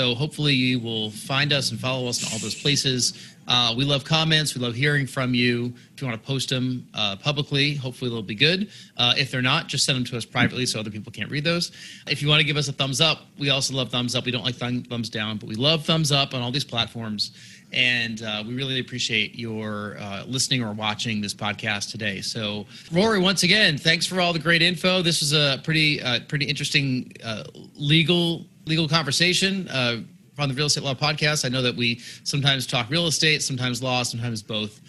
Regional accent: outside New York City, United States; I grew up outside New York City

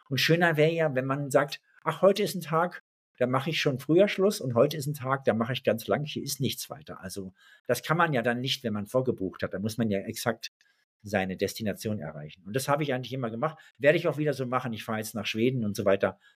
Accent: eastern Germany, Germany; Ich selber bin aus dem Osten, bin evangelisch sogar.

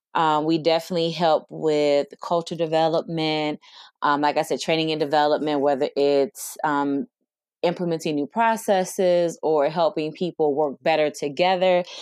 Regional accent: Detroit, Michigan, United States; I am from Detroit, Michigan, born and raised

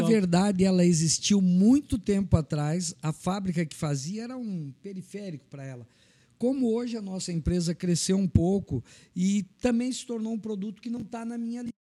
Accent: Anita Garibaldi, Santa Catarina, Brazil; moved away as an adult; now in Blumenau, Brazil; Eu sou natural de Anitta Garibaldi, cheguei em Blumenau em 1985

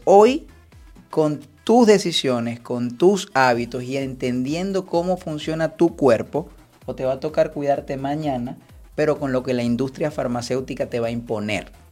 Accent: Venezuela; also born or lived in Spain; yo soy traumatólogo venezolano

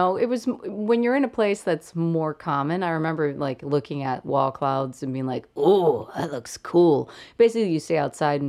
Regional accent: Kansas City, Kansas, United States; now in Chicago, United States; here in Chicago, I don't feel like we really get those storms. Like where I'm from in Kansas

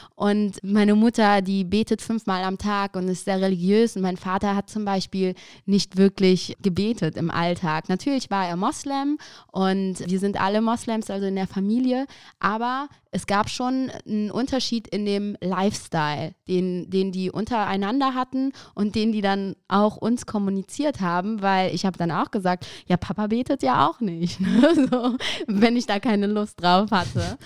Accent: Aachen, North Rhine-Westphalia, Germany; also born or lived in Maastricht; now in Düsseldorf, Germany; meine Eltern kommen aus Afghanistan, aber ich bin geboren und aufgewachsen in Aachen

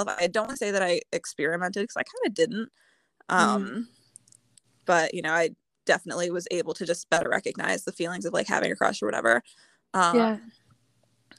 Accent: Indiana, United States; I'm from Indiana

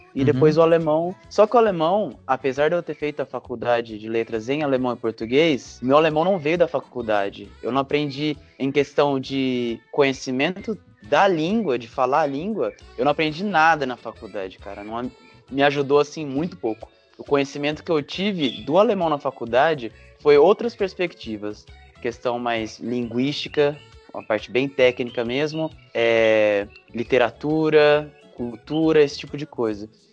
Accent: São José dos Campos, São Paulo, Brazil; moved away as an adult; also born or lived in Lavras, Minas Gerais; sou de São José dos Campos, São Paulo. Eu cresci nessa cidade

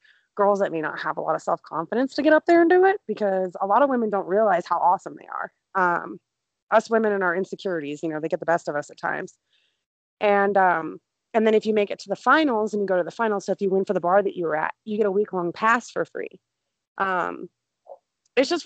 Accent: Montana, United States; I'm from Montana

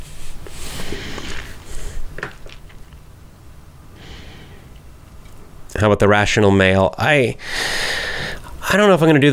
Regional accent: the South, United States; I naturally speak slowly. I'm not because I'm a teacher, but I'm from the South

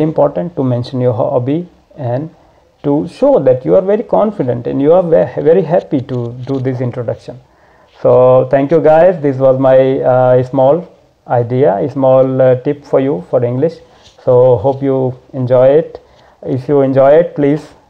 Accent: Varanasi, Uttar Pradesh, India; from Varanasi, India.

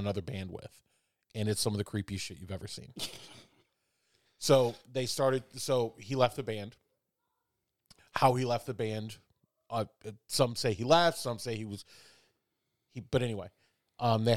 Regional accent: Chicago, Illinois, United States; Growing up in Chicago

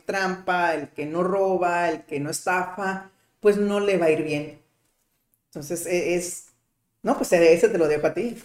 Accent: Mexico; como mexicano

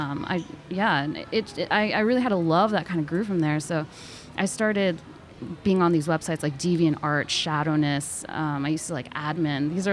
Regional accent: Connecticut, United States; moved away as an adult; now in New York City, United States; I was born in New York City, but I grew up in Connecticut, both, you know, all the way up to high school

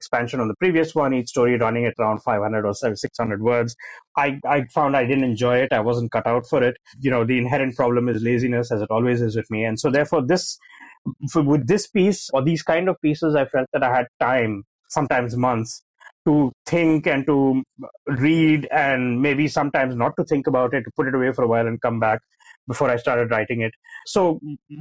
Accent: India; growing up in India in the 90s

